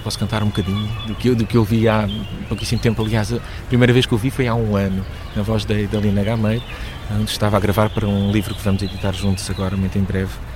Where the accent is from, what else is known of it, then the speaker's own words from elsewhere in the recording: Lisbon, Portugal; eu nasci em Lisboa, nasci em, em Campo de Ourique